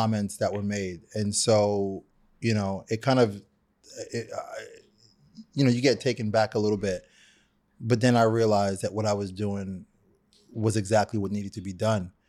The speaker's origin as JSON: {"language": "English", "town": "New York City", "region": "New York", "country": "United States", "tie": "born or raised there", "said": "I'm a kid from Brooklyn"}